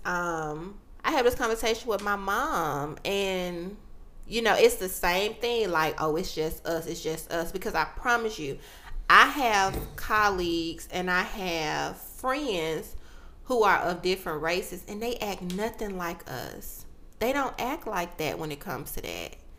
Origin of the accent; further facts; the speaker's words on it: United States; as African Americans